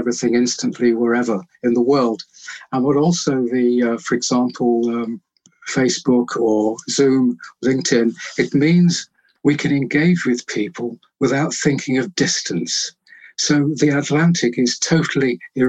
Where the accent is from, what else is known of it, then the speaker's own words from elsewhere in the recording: Birmingham, West Midlands, United Kingdom; When I lived in Birmingham, I was born in Birmingham.